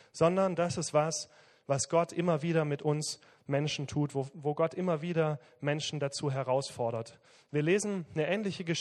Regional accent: Southern Germany, Germany; Ich komme aus dem Süden, von daher muss ich da ein bisschen Werbung machen.

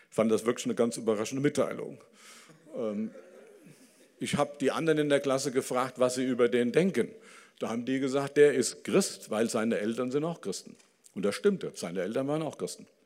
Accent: Dillenburg, Hesse, Germany; also ich komme von ähm, ähm, aus Dillenburg. Das ist eine Stadt im Hessischen. Und das kann man bei mir dann merken, wenn ich Zichlaute gebrauche.

